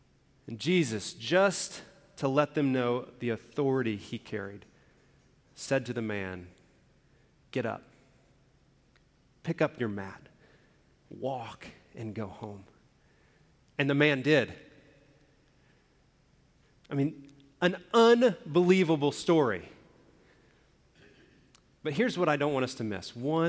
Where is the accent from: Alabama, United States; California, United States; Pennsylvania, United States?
Alabama, United States; also born or lived in Indiana / Oklahoma; now in Arizona, United States; I've lived in a few different places around the country. I grew up in Alabama. I lived in Indiana, then I moved to Oklahoma, and now out in Arizona.